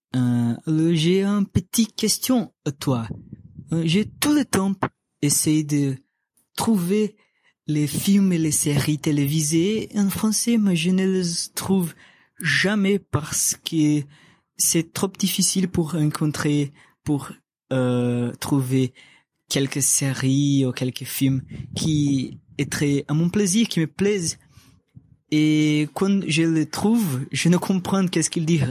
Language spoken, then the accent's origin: French; Fortaleza, Ceará, Brazil; first language Portuguese; French is a second language; je parle déjà le portugais parce que je suis né en Brésil